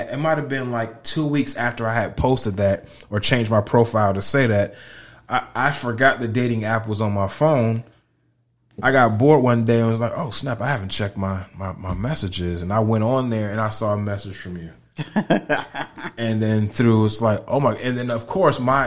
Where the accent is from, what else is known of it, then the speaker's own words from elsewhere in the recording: Connecticut, United States; moved away as an adult; also born or lived in Orlando, Florida / Tampa, Florida / Winter Park, Florida; now in Lakeland, United States; I am born and raised in Connecticut.